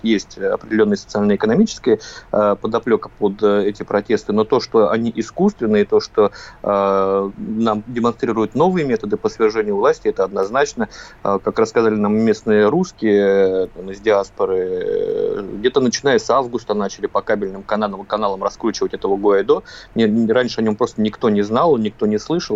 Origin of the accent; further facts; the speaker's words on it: Russia; мы из России